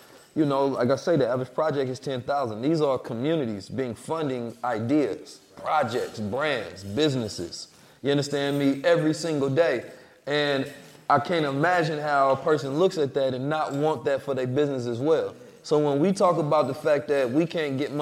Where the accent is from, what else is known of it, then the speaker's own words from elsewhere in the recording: Oakland, California, United States; when I grew up in Oakland, California